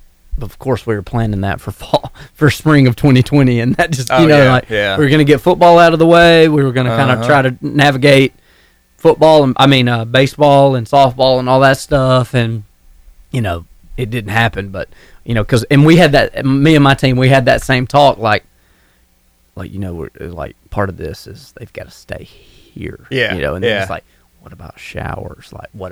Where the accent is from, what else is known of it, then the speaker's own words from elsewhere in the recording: Albertville, Alabama, United States; when I was a kid growing up in Albertville